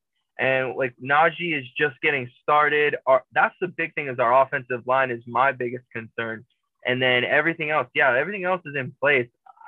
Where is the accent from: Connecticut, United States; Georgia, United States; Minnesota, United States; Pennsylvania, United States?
Pennsylvania, United States; Pittsburgh; even though I'm from Pittsburgh